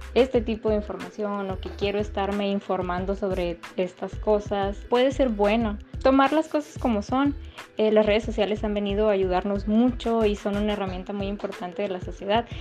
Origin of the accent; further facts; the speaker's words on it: Mexico; como sociedad mexicana creíamos normales